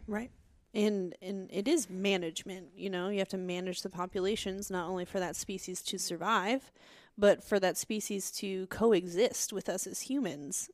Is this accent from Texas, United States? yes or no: yes; South Texas, United States; I'm from South Texas